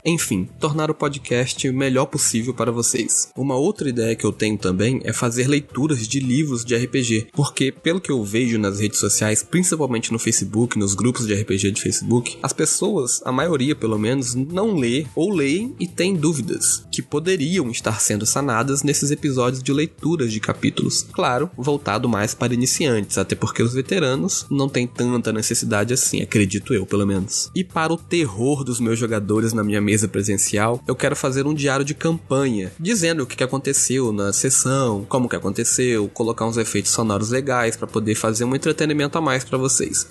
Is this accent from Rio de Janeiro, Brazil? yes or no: yes; Campos dos Goytacazes, Rio de Janeiro, Brazil; now in Brasília, Brazil; pro Rio de Janeiro, para minha cidade natal, que é Campos dos Goitacazes